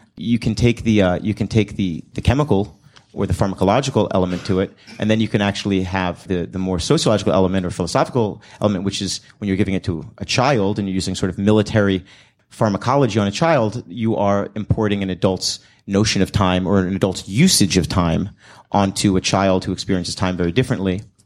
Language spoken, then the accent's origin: English; United States; growing up in a, in America in a gender studies generation